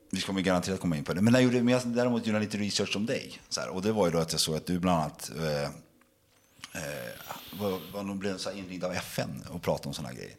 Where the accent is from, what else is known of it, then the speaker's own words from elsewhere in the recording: Sweden; Jag är en svensk kille som är uppväxt i detta land